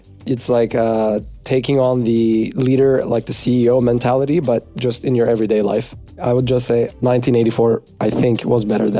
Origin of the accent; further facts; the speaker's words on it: Istanbul, Turkey; moved away; also born or lived in New York; I'm 24 years old. I was born in New York, but grew up in Istanbul, Turkey, in a little plot twist.